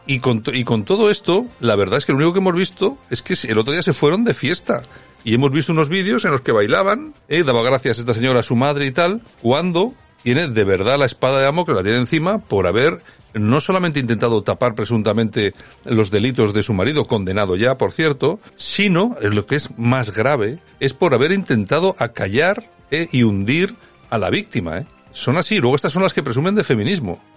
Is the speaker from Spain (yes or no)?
yes; Spain; nosotros como españoles